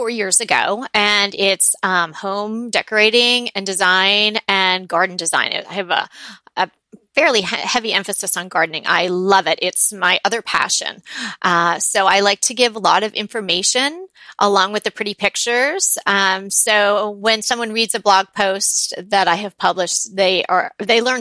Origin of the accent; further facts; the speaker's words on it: New York, United States; moved away as an adult; now in Pasadena, United States; I am not from here. I grew up on the East Coast. I'm from New York